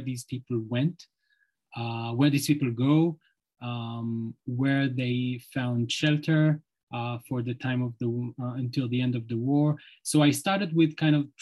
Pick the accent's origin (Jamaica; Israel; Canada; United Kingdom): Israel; I grew up in Israel into a period where Gaza started to be disconnected from Israel and the world